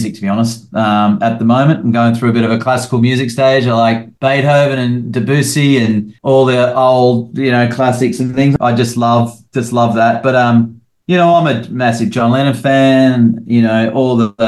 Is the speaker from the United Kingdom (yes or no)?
no; Gawler, South Australia, Australia; moved away as an adult; also born or lived in Sydney / Queensland; now in Nashville, United States; I grew up in Gawler, Adelaide